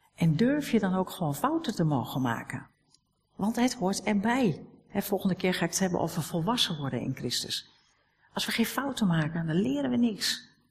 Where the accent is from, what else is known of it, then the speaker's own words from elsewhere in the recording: Netherlands; We zijn Nederlanders.